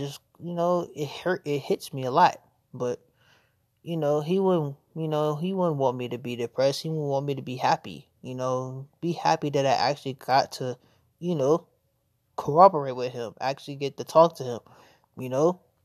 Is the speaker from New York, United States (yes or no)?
no; Norfolk, Virginia, United States; also born or lived in Chesapeake, Virginia; I was born and raised in Virginia, specifically Norfolk.